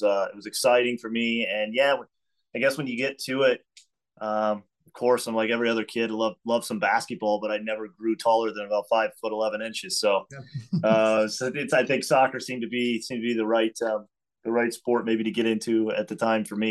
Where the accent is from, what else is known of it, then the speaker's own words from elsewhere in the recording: DeKalb, Illinois, United States; also born or lived in Mattoon, Illinois; by DeKalb, where I was born.